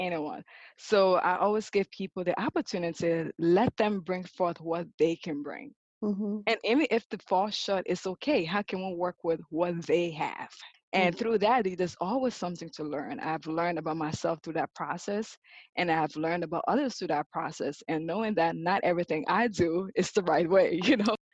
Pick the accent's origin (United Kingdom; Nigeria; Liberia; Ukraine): Liberia; moved away as an adult; now in United States; As a young girl growing up in Liberia, West Africa